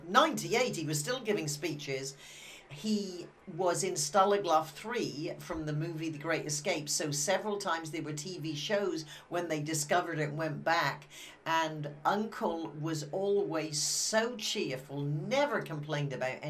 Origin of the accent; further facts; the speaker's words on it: Wimborne, South West England, United Kingdom; moved away; I come from Wimborne, Dorset.